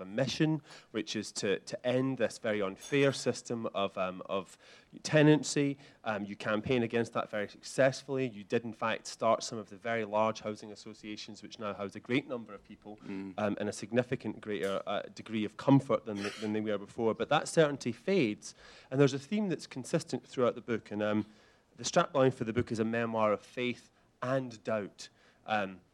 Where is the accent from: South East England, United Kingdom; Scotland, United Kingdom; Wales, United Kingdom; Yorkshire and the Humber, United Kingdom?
Scotland, United Kingdom; near Glasgow; I grew up near Glasgow